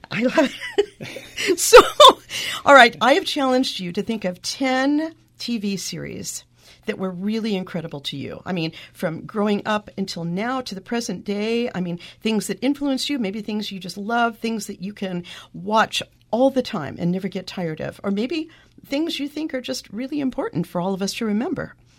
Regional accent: Eastern Oregon, United States; moved away; growing up in Eastern Oregon, I mean, we were in the middle of nowhere

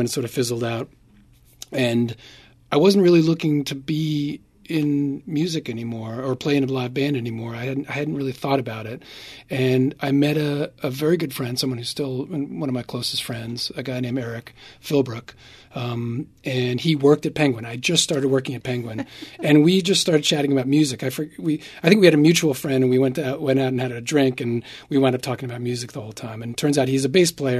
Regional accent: New York City, New York, United States; grew up in New York City

